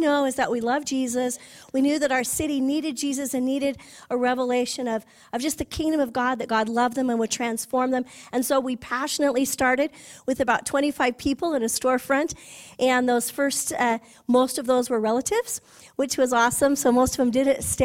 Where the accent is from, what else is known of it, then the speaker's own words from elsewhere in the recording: California, United States; moved away; I was from California